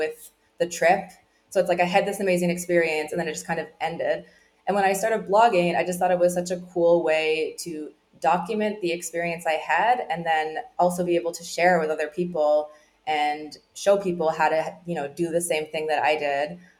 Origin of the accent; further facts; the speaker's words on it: Newfoundland and Labrador, Canada; now in Puerto Vallarta, Mexico; I grew up in Newfoundland